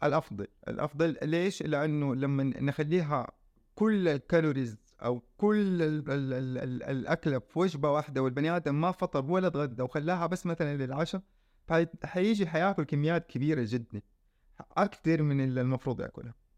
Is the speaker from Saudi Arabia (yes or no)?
yes; Saudi Arabia; عندنا في السعوديه